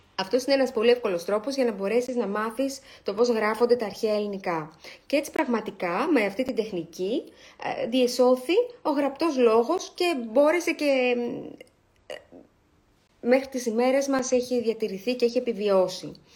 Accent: Greece; είμαστε Έλληνες

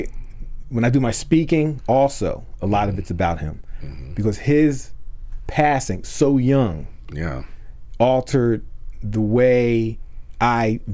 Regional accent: Philadelphia, Pennsylvania, United States; I was born in West Philly

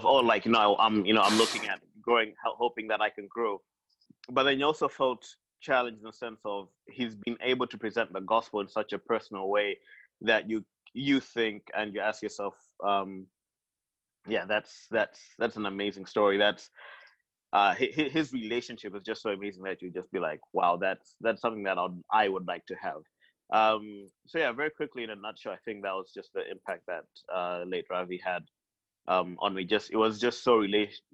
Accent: Malawi; I'm from Malawi.

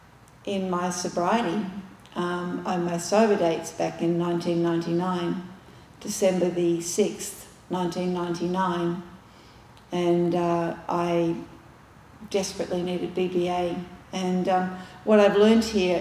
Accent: Australia; moved away; I'm Australian

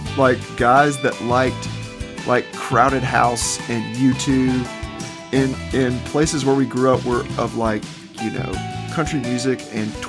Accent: Little Rock, Arkansas, United States; I'm from Little Rock, Arkansas. So we're from places and our families are from places that are kind of leftovers as far as the rest of the United States would consider.

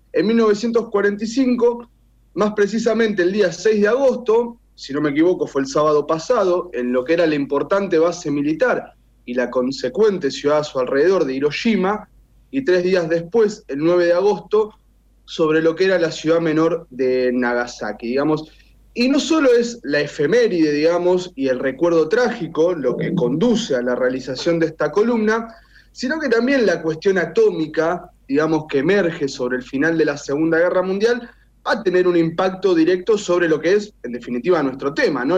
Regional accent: Argentina; un país como el nuestro

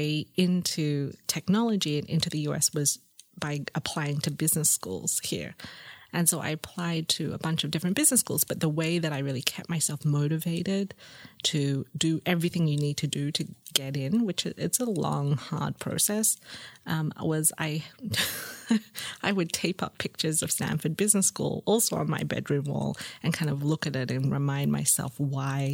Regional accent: Sydney, New South Wales, Australia; moved away; also born or lived in Singapore; I grew up in Sydney in Lane Cove.

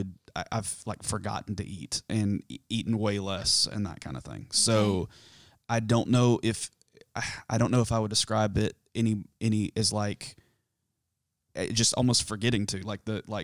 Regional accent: South Carolina, United States; So I grew up in South Carolina, in the foothills of the mountains of South Carolina.

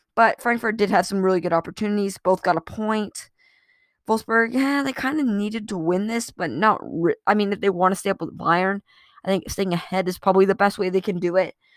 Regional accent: United States; I'm an American.

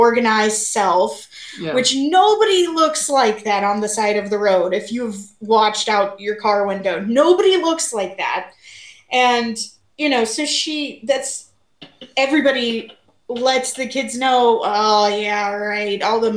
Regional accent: Missouri, United States; I grew up in Missouri.

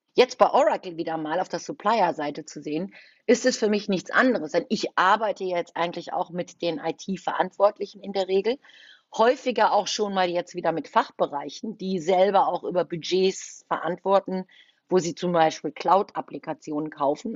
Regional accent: Düsseldorf, North Rhine-Westphalia, Germany; also born or lived in Cologne; Ich bin ein gebürtiges Düsseldorfer Gewächs, aber ich ich habe auch schon drei Jahre in Köln gelebt

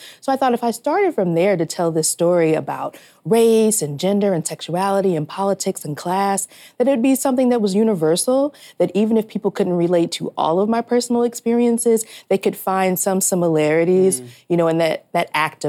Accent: Fort Wayne, Indiana, United States; also born or lived in Harlem, New York; now in New York, United States; I live in Harlem, but I'm from Fort Wayne, Indiana, and I just got back from there.

